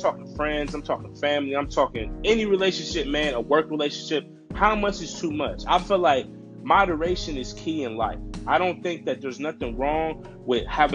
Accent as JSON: {"language": "English", "country": "United States", "said": "as an American citizen"}